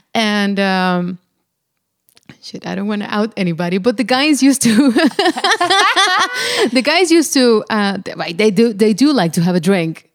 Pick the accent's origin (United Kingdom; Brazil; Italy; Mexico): Mexico; moved away; I come from Mexico